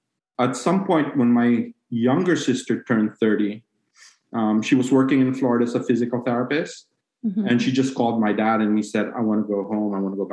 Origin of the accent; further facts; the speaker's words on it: Cebu City, Central Visayas, Philippines; moved away; So I'm from Cebu City.